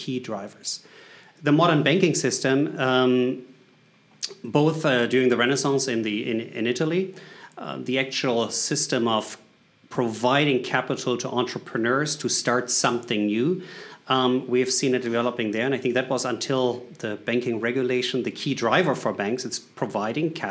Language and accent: English; Germany; English is a second language; moved away as an adult; now in United States; I'm coming from Germany originally, but I live in the U.S.